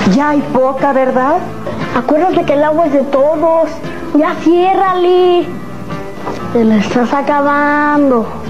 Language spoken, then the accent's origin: Spanish; Mexico; nosotros somos mexicanos